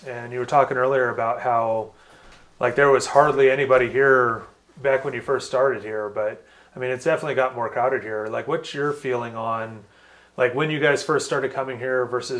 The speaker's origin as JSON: {"language": "English", "town": "Los Angeles", "region": "California", "country": "United States", "tie": "born or raised there", "moved": "as an adult", "said": "especially when I lived in LA, I grew up in Los Angeles, and I moved here in my late 20s."}